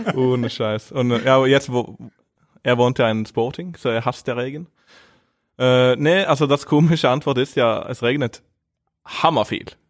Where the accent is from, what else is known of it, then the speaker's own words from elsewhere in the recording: Norway; German is a second language; moved away as an adult; now in Flensburg, Germany; ich bin ja der zweite beste Norweger hier